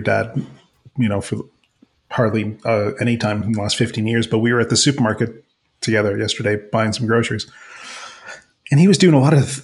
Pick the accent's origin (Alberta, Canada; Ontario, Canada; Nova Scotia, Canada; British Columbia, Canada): Ontario, Canada; Mississauga; growing up in Streetsville, Mississauga